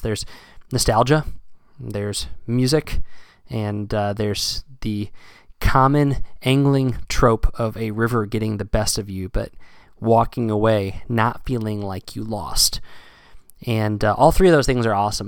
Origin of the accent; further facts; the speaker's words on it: South Central Pennsylvania, United States; moved away as an adult; now in Massachusetts, United States; I moved from Pennsylvania to uh, Massachusetts uh, back in 2010 because I'd been fishing in South Central Pennsylvania and these rivers that I grew up fishing